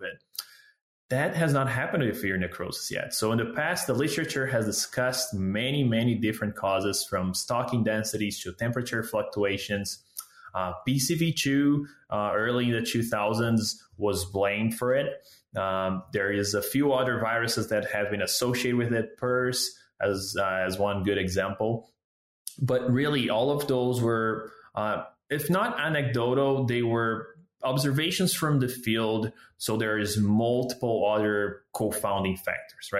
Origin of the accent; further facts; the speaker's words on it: Brazil; moved away as an adult; also born or lived in Southeast Brazil; now in Canada; I'm a veterinarian from Brazil